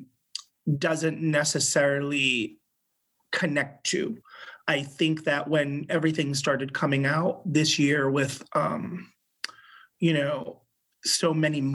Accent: Rhode Island, United States; moved away; I grew up in Rhode Island, which is the smallest of the 50 states

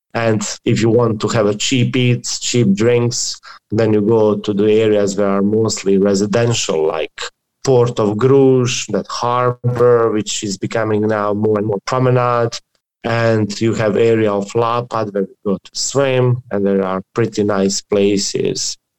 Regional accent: Dubrovnik, Dubrovnik-Neretva County, Croatia; I come from Croatia

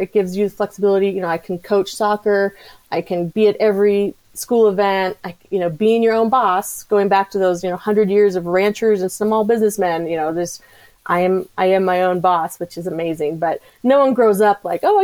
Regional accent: Colorado, United States; also born or lived in New Hampshire; I grew up in Colorado

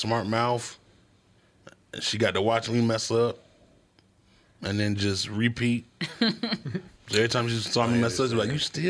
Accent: Virginia, United States; moved away; I grew up in Virginia and technically the South.

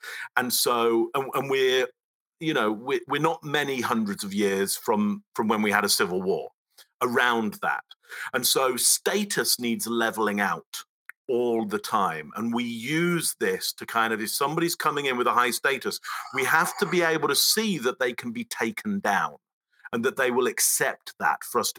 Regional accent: England, United Kingdom; accent: Pommy; now in Toronto, Canada; I am indeed in Toronto, but I have a Pommy accent

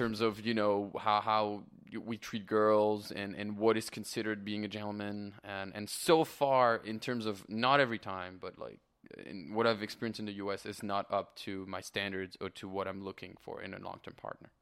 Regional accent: France; moved away as an adult; also born or lived in Canada; now in Los Angeles, United States; I am born and raised in France

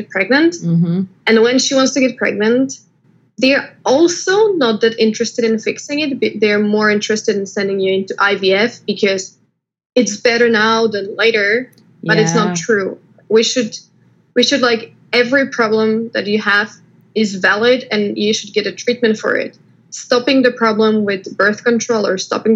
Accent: Slovakia; moved away as an adult; also born or lived in China / Taiwan / London; now in United States; I was born in Slovakia. I came to the United States with my husband, who got a job here.

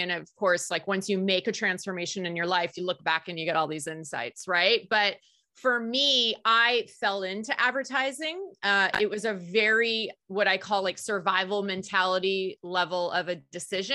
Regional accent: the Bay Area, California, United States; I grew up in the Bay Area

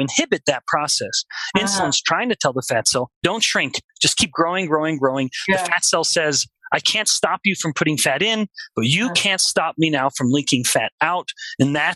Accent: Alberta, Canada; we're all Canadians here, I'm from Alberta

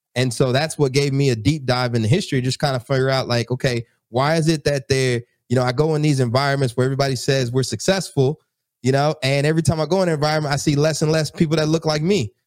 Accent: College Station, Texas, United States; now in Newark, United States; I'm actually in Newark, New Jersey, but I'm originally from Texas. I grew up in College Station and uh, East Texas

